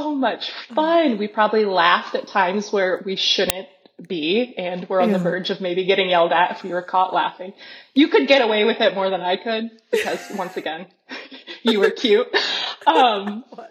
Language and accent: English; Carroll, Iowa, United States; moved away as an adult; now in Guatemala; I am from Carroll, Iowa, Western Iowa. I have two brothers, Jordan